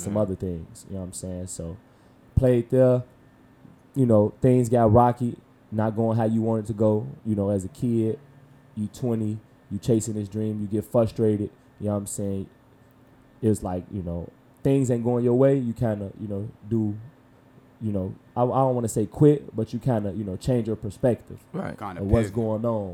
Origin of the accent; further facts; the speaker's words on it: Chicago, Illinois, United States; also born or lived in Normal, Alabama; I'm from Chicago